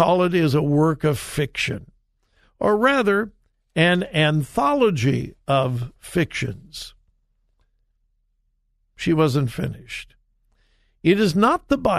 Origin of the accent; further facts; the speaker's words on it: Compton, California, United States; I grew up in Southern California, went to high school in Compton, California